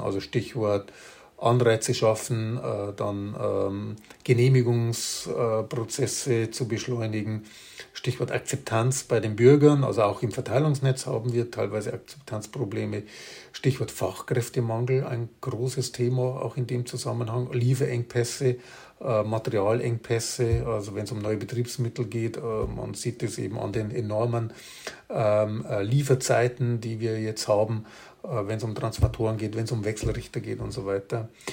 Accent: Bavaria, Germany; bei uns in Bayern

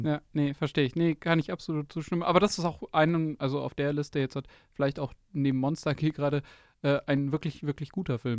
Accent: near Munich, Bavaria, Germany; ich bin aus der Nähe München dort, durch unsere, durch die Schule praktisch gelaufen

